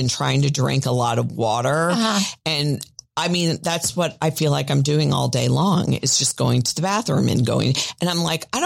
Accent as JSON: {"language": "English", "town": "Miami", "region": "Florida", "country": "United States", "tie": "born or raised there", "said": "I grew up in Miami."}